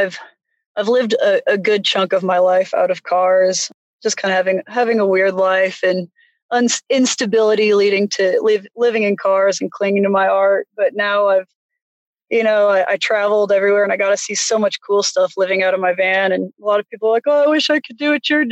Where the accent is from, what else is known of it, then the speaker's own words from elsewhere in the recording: St. Louis, Missouri, United States; also born or lived in Hawaii; now in Terra Studios, United States; I'm from St. Louis